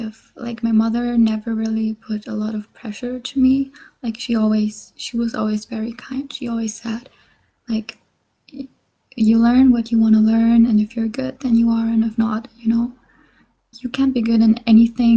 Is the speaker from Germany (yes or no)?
yes; Germany; English is a second language; I was born and raised in Germany